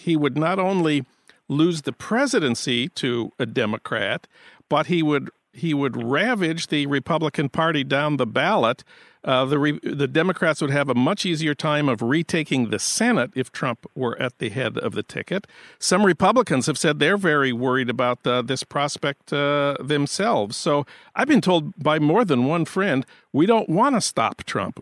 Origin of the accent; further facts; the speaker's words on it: St. Paul, Minnesota, United States; moved away; my hometown of St. Paul